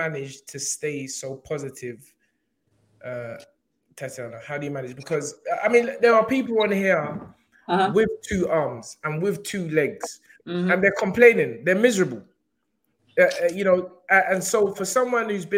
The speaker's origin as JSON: {"language": "English", "country": "Nigeria", "said": "I'm talking like I'm not Nigerian"}